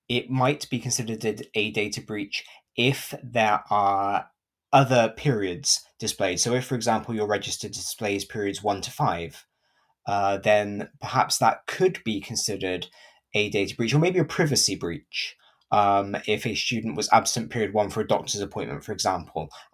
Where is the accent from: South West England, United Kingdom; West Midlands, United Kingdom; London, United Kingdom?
South West England, United Kingdom; Gloucester; I am from Gloucester in England